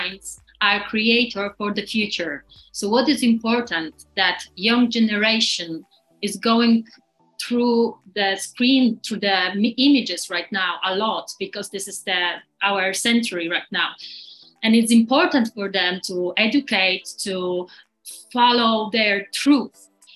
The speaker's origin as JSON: {"language": "English", "country": "Poland", "said": "we come from Poland"}